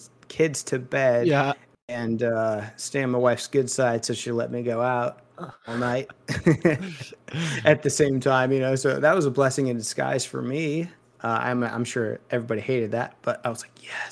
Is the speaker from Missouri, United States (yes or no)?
yes; Missouri, United States; I'm from Missouri